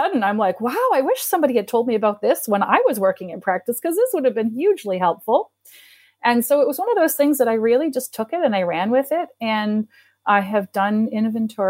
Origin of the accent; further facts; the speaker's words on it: East Coast of Canada, Canada; moved away; When I grew up on the East Coast of Canada, and they had built a veterinary school in my city